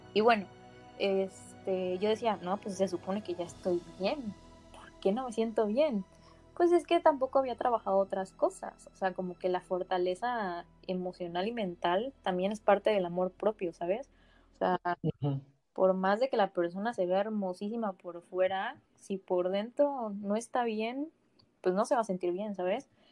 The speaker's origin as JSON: {"language": "Spanish", "town": "Ciudad del Carmen", "region": "Campeche", "country": "Mexico", "said": "Ciudad del Carmen, Campeche"}